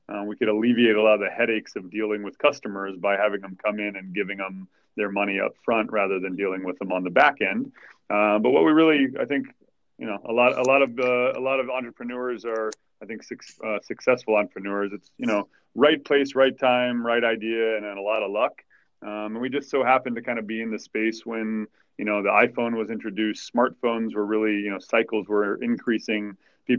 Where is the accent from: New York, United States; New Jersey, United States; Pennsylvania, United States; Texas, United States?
Texas, United States; I was born in Texas